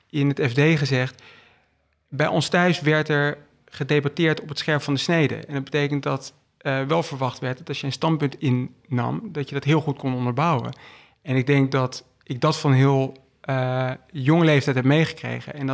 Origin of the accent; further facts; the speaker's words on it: Utrecht, Netherlands; also born or lived in England / Belgium; Toen zijn we verhuisd naar Engeland. Vervolgens naar België. En ik heb het merendeel van mijn jeugd in Nederland doorgebracht. Um, heb de middelbare school in Utrecht gedaan.